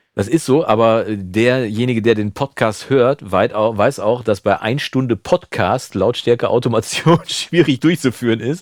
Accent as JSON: {"language": "German", "area": "Münsterland", "region": "North Rhine-Westphalia", "country": "Germany", "said": "bei uns in Münsterland"}